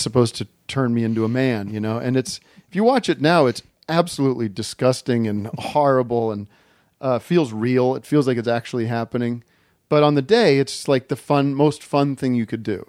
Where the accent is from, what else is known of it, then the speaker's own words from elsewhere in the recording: Allentown, Pennsylvania, United States; I grew up in Allentown, Pennsylvania